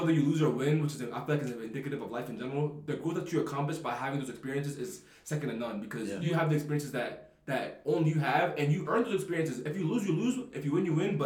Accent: Baltimore, Maryland, United States; I'm a kid from Baltimore

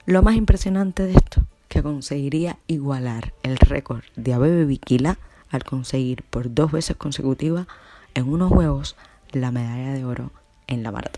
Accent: Cuba; mi tierra querida, Cuba

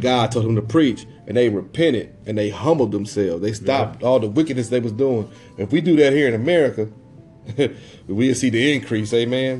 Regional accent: Lebanon, Illinois, United States; moved away; also born or lived in Dayton, Ohio; I'm from Illinois, so I'm from Lebanon, Illinois

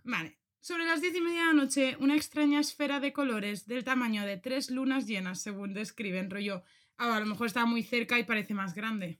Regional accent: Spain; aquí en España, no sé si esto tú lo conoces, pero esto lo escuché yo un montón desde que era pequeña

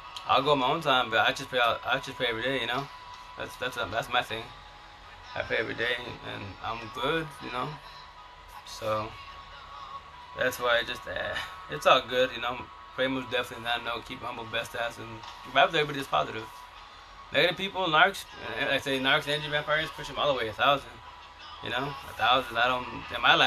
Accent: Yakima Valley, Eastern Washington, United States; I'm from Eastern Washington, Yakima Valley

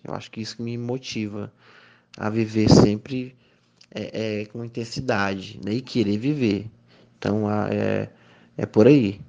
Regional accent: Miguel Alves, Piauí, Brazil; also born or lived in Teresina; Sou natural de Miguel Alves, aqui do, do Piauí

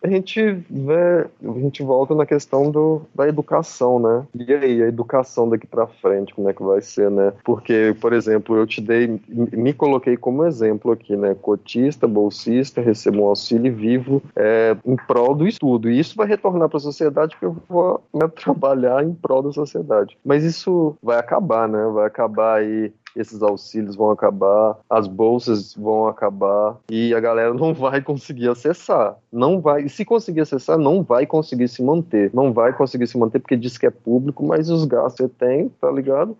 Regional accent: Betim, Minas Gerais, Brazil; moved away as an adult; now in Paraíba, Brazil; sou da periferia de, de Betim, Minas Gerais, região metropolitana de Belo Horizonte

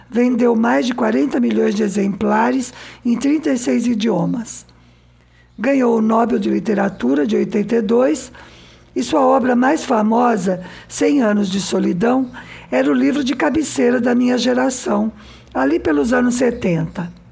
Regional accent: Santos, São Paulo, Brazil; Eu nasci em Santos, é uma cidade

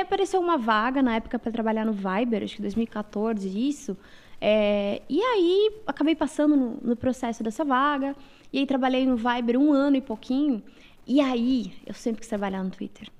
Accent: Mafra, Santa Catarina, Brazil; moved away; also born or lived in Rio Negro, Paraná; Eu nasci numa cidade chamada Rio Negro, Paraná, mas eu morei a minha vida toda em Santa Catarina

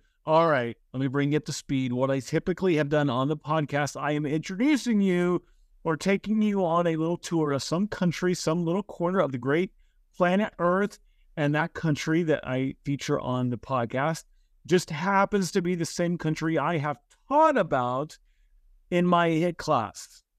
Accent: United States; But my home country, the USA, we are a country of immigrants.

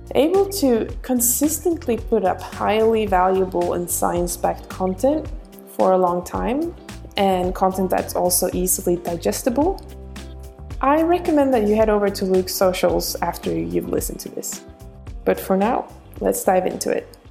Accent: Gothenburg, Västra Götaland, Sweden; now in Australia; I am from Gothenburg

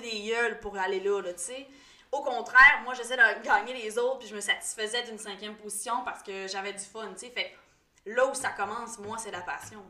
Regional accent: Quebec, Canada; je suis native du Lac-Saint-Jean

